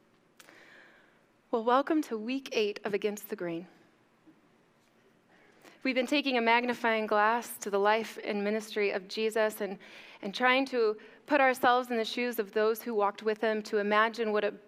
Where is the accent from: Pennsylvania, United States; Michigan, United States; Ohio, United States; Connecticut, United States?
Michigan, United States; Mount Pleasant; moved away as an adult; also born or lived in San Diego, California; I was just graduating high school from Chippewa Hills